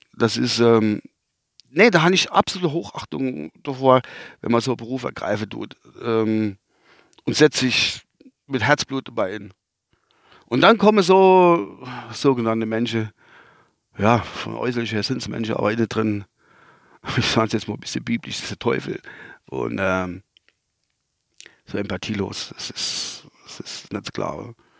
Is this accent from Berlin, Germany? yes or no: no; North Rhine-Westphalia, Germany; accent: Westphalian; now in Kusel, Germany; mein Dialekt ist der Westfälsische Dialekt